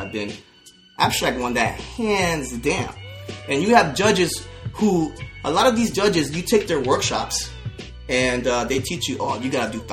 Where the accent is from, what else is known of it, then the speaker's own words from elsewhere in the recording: Orlando, Florida, United States; I'm from Florida. I'm from Orlando.